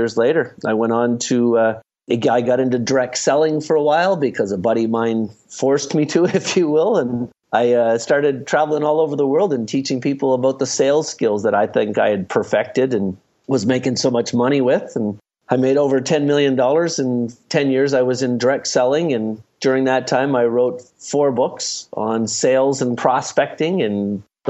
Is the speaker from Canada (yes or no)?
yes; Halifax, Nova Scotia, Canada; moved away; also born or lived in Ottawa, Canada; I grew up in Halifax, Nova Scotia